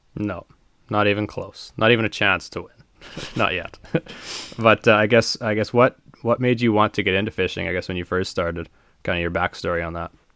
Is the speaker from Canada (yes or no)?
yes; Buffalo Pound, Saskatchewan, Canada; it all started at Buffalo Pound for me